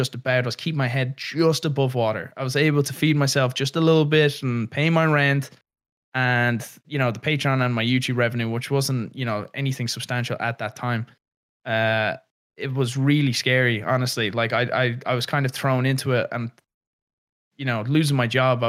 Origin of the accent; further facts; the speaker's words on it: Ireland; growing up in Ireland